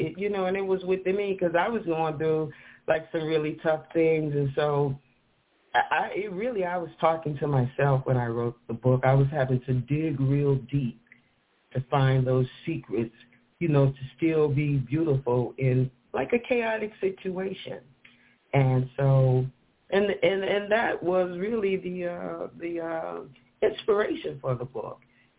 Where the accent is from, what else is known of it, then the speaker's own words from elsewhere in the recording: the South, United States; born there; And, you know, she lived in the South, and I was born in the South, but I found out that she actually delivered me and my brother and sister